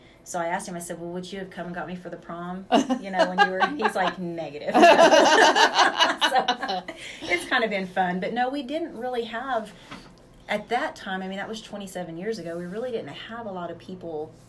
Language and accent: English; Woodward, Oklahoma, United States; also born or lived in Bellflower, California / Hinton, Oklahoma; So my mom moved there. Moved from there when I was 2, and I was raised between Woodward, the Hinton area, and stuff like that.